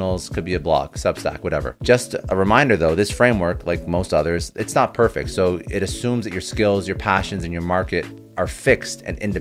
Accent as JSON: {"language": "English", "country": "Canada", "said": "I'm Canadian, so I say niche"}